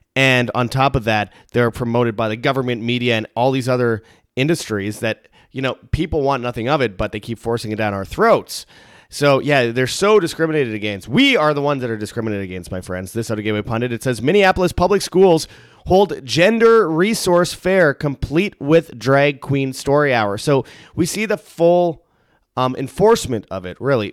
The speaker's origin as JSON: {"language": "English", "country": "Canada", "said": "I'm from Canada"}